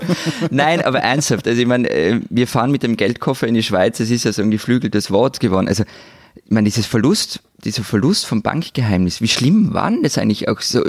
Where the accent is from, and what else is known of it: Austria